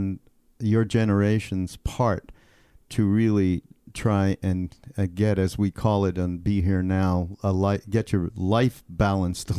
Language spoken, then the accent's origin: English; Canada; I'm from Canada. I'm Canadian